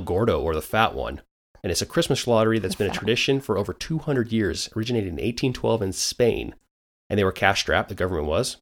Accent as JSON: {"language": "English", "country": "United States", "said": "I'm an American"}